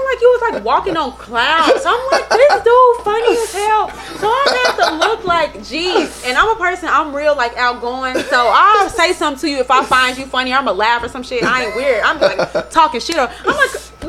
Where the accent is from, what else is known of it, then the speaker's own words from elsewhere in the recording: Chicago, Illinois, United States; I'm from uptown, born and raised in Chicago